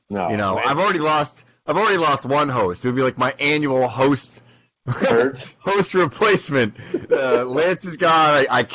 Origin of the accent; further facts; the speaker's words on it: Boston, Massachusetts, United States; I'm from Boston, dude.